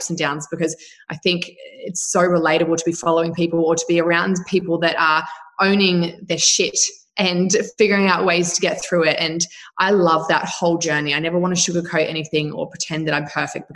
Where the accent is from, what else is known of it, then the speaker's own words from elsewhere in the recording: New Zealand; now in Australia; I was brought up in New Zealand with my mum and a stepfather.